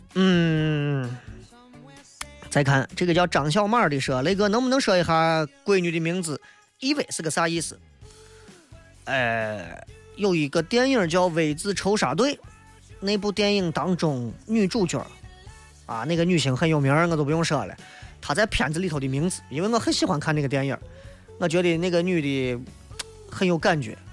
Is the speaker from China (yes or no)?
yes; Shaanxi, China; 作为陕西人